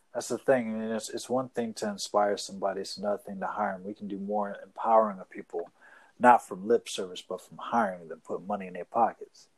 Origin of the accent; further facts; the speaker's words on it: Boston, Massachusetts, United States; I grew up in Boston